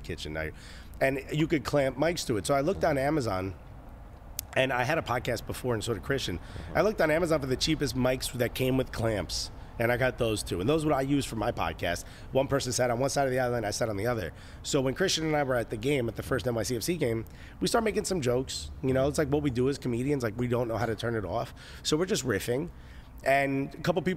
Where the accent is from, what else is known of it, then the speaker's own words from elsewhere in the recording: Newark, New Jersey, United States; I grew up in Newark